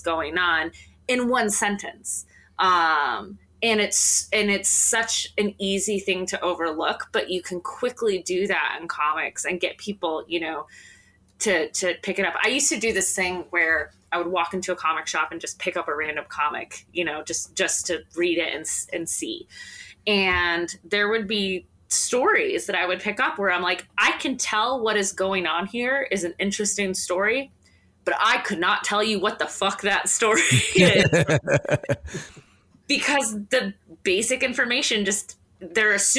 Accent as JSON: {"language": "English", "region": "southwest Michigan", "country": "United States", "moved": "yes", "said": "Southwest, so just off the coast of Lake Michigan is where I'm from originally"}